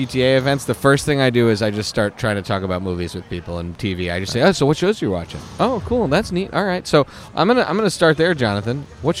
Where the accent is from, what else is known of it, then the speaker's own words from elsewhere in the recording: Canada; also born or lived in Philadelphia; I grew up in Canada